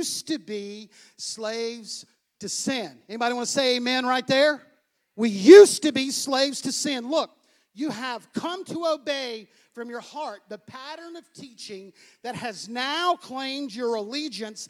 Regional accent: United States; I'm American.

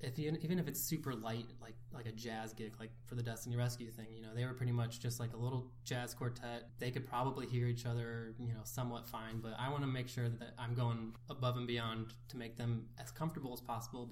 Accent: Ohio, United States; moved away; We're from Ohio

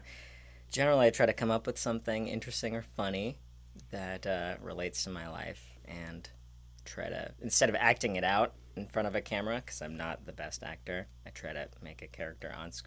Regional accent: San Francisco, California, United States; also born or lived in Eugene, Oregon; now in Portland, United States; I'm actually originally from San Francisco, not Pacific Heights. Couldn't afford that neighborhood.

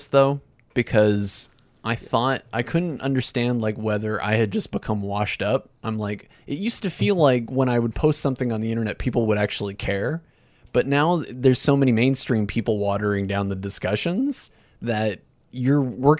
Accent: Hamilton, Ontario, Canada; I'm from Hamilton.

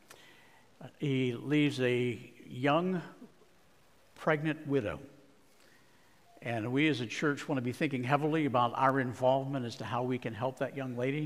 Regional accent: Arizona, United States; my home state of Arizona

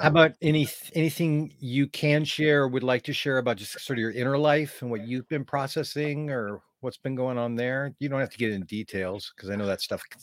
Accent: Oregon, United States; I'm from Oregon, Western United States

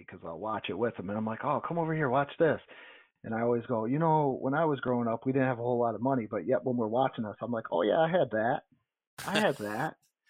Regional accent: Niagara Falls, New York, United States; we did not have a Toys R Us because we're both from Niagara Falls.

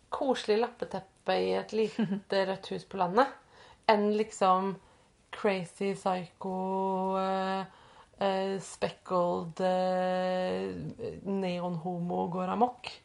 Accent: Østfold, Norway; jeg, jeg vokste opp i Østfold

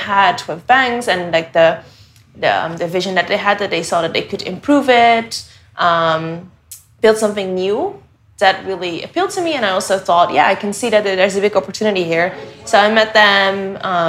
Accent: Netherlands; moved away as an adult; now in Hong Kong; I am originally from the Netherlands, and I've been in Hong Kong for the past almost 4 years now

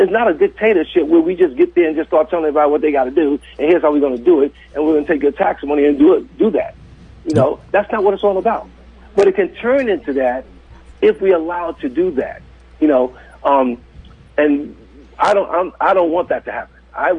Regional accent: New York City, New York, United States; now in Redmond, Oregon, United States; I grew up in the 60s. I grew up in New York City. I grew up in Harlem.

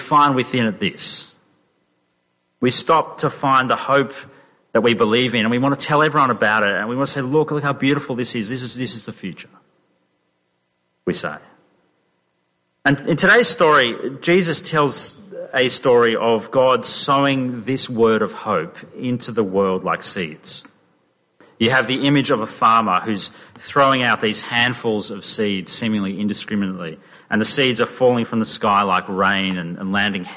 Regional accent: Sydney, New South Wales, Australia; now in Perth, Australia; the summers growing up in Sydney

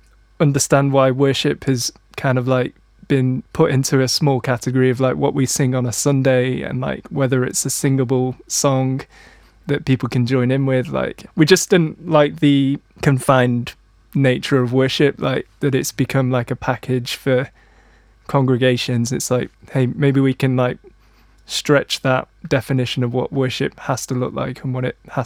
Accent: Manchester, North West England, United Kingdom; growing up in Manchester, it's a full-on music city

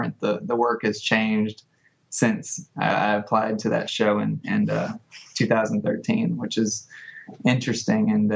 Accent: Jonesboro, Arkansas, United States; I'm from Jonesboro, Arkansas. I've lived here pretty much my whole life.

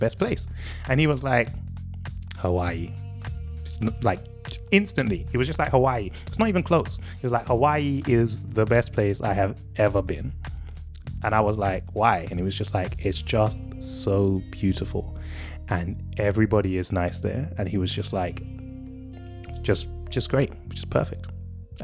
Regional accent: England, United Kingdom; I was born here. I've never set foot into any of the countries you're thinking of. I'm from England.

